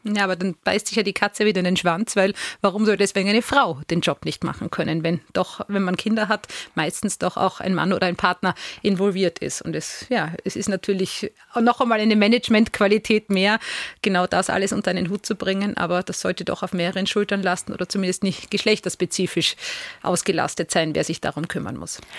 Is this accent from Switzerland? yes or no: no; Vienna, Austria; in meine Heimat Wien